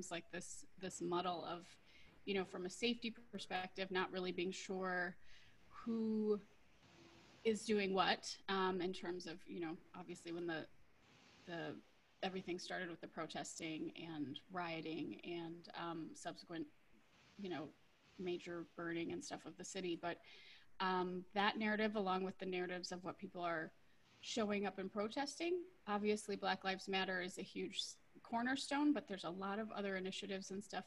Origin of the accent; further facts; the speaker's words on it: Minnesota, United States; moved away as an adult; also born or lived in Hawaii / Europe; I grew up in Minnesota